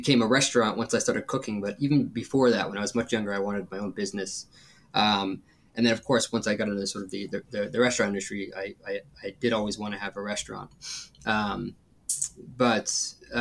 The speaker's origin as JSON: {"language": "English", "region": "Northern Virginia", "country": "United States", "tie": "born or raised there", "said": "I grew up in Northern Virginia."}